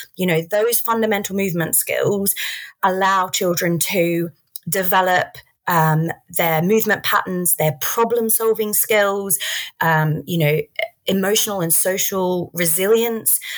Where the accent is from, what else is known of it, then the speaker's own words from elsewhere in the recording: Australia; I grew up in Australia.